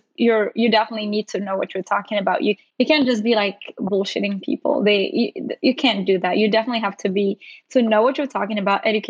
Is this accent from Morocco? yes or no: yes; Morocco; moved away as an adult; now in United States; I'm originally from Morocco and came here for college